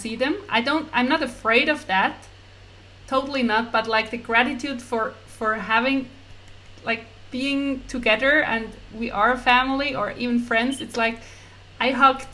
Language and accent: English; Switzerland; I'm from Switzerland